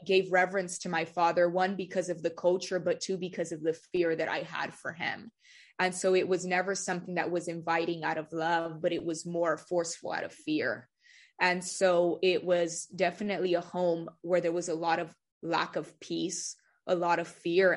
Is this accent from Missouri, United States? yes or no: no; Delano, California, United States; also born or lived in Bakersfield, California; I was born in Bakersfield, but I currently reside in the town of Delano. I've lived there pretty much my whole life